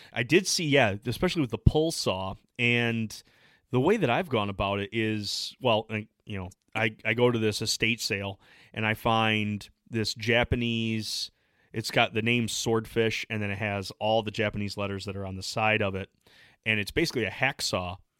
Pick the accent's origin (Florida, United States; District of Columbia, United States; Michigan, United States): Michigan, United States; we're from the Midwest. I'm from Michigan